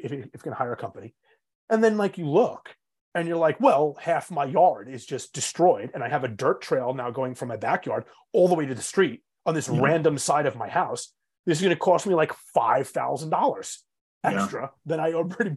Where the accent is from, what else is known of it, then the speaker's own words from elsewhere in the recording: Long Island, New York, United States; I was born and raised on Long Island